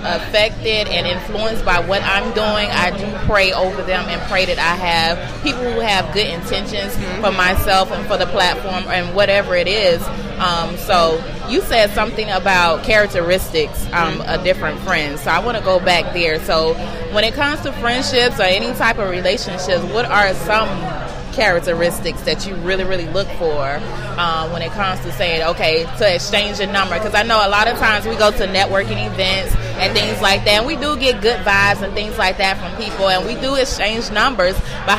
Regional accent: Atlanta, Georgia, United States; So I know, like, for me, I grew up here in Atlanta, and, you know, the people that I went to school with, they had different mindsets and things like that from me.

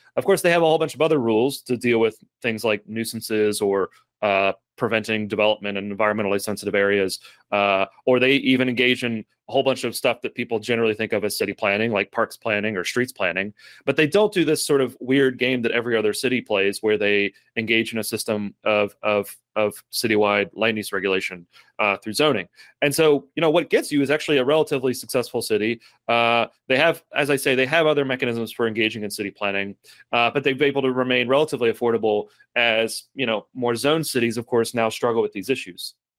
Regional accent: Lexington, Kentucky, United States

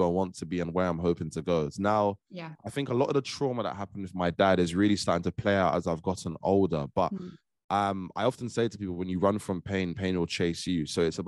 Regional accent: Trinidad & Tobago; I'm a young Black man, young Black Caribbean man. I'm from Trinidad

